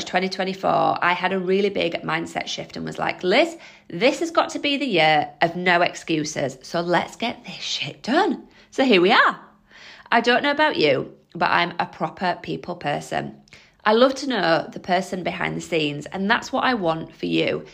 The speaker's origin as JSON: {"language": "English", "area": "Holmfirth", "region": "Yorkshire and the Humber", "country": "United Kingdom", "moved": "as an adult", "lives_now": "Leicester, United Kingdom", "said": "I am a Yorkshire lass. I'm from a small town called Homeforth in West Yorkshire, but I moved to Leicester to be with my husband 15 years ago."}